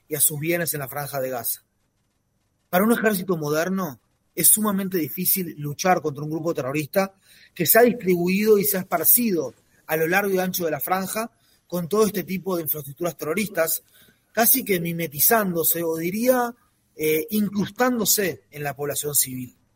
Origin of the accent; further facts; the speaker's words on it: Montevideo, Uruguay; now in Israel; Yo en lo personal me vine de Montevideo para acá, de Uruguay para acá, eh, hace 21 años